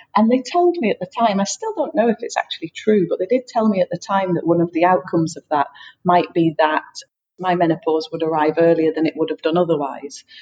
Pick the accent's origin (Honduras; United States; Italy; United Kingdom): United Kingdom; England; moved away as an adult; also born or lived in Brittany, France; now in France; I'm from England, but I live in France with my partner who is French